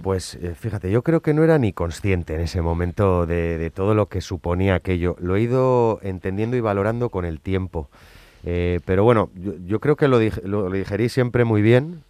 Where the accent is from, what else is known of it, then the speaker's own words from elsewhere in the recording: San Sebastián, Basque Country, Spain; soy Donostierra